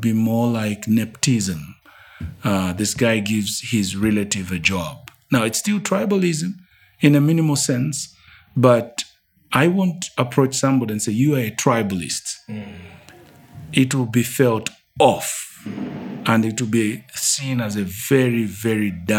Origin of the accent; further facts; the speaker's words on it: Northern Province, Zambia; now in Lusaka, Zambia; I come from the Bemba Kingdom or Bemba Tribe, which is in the northern province or northern part of Zambia